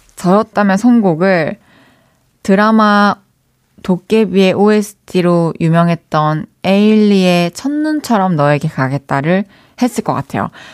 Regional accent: Changwon, South Gyeongsang, South Korea; moved away; 마사는 저에게도 홈스윗 홈이기 때문에

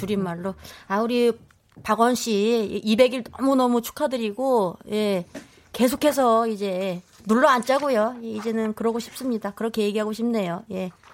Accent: Incheon, South Korea; 제 인천 출신인데

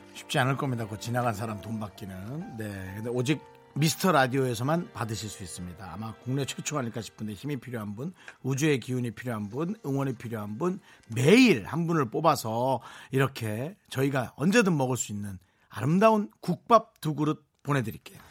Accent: Gangwon, South Korea; 저도 뭐 강원도 사람들이고

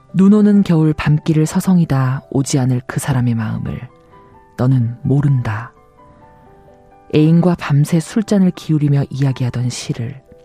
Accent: Busan, South Korea; moved away as an adult; also born or lived in Seoul; 고향이 부산이라서 2 0살 대학을 서울로 이제 유학을 올 때까지

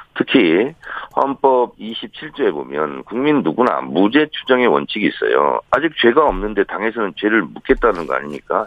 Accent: South Chungcheong, South Korea; 저는 충남형입니다

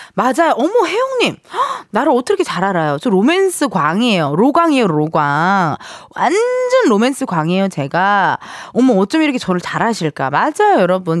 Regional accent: Incheon, South Korea; 저도 인천 출신인데

